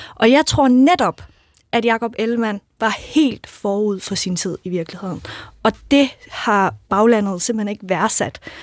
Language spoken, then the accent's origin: Danish; Jutland, Denmark; jeg kommer selv fra Jylland